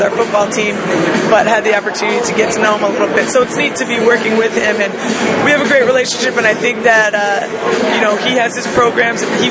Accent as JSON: {"language": "English", "town": "Cumberland", "region": "Rhode Island", "country": "United States", "tie": "born or raised there", "also_born_or_lived": "Pennsylvania / Flagstaff, Arizona", "said": "I grew up here in Cumberland, Rhode Island, went to Bishop Grant High School in Attleboro, Mass."}